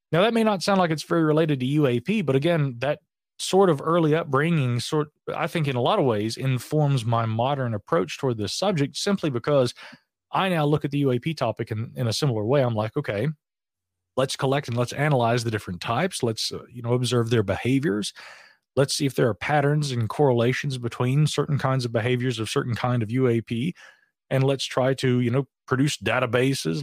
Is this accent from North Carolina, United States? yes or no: yes; Asheville, North Carolina, United States; here in my hometown of Asheville